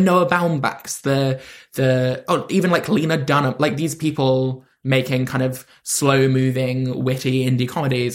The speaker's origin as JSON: {"language": "English", "region": "London", "country": "United Kingdom", "said": "I'm from London"}